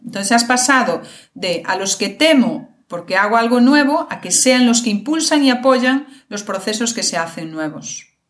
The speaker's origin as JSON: {"language": "Spanish", "region": "Galicia", "country": "Spain", "said": "yo soy de Galicia"}